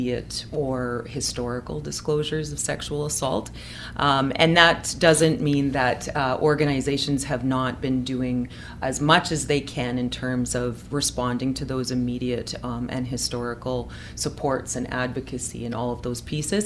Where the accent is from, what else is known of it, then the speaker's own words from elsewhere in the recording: Saskatchewan, Canada; now in British Columbia, Canada; I come from Saskatchewan